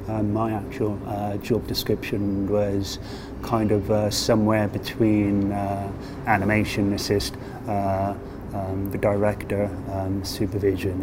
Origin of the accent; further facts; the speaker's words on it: United Kingdom; moved away as an adult; now in Japan; I am a British animator